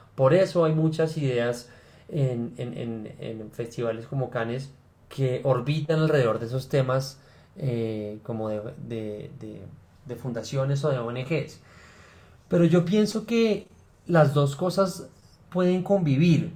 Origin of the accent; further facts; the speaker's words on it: Bogotá, Colombia; also born or lived in Cali; yo soy Rolo, eh, o nací en Cali, pero pues eso, fue una circunstancia, yo la verdad es que soy Rolo.